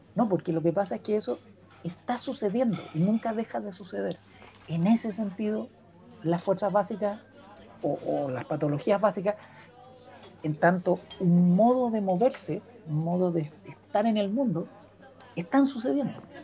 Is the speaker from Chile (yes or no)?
yes; Chile; los, chilenos somos aperrados, somos solidarios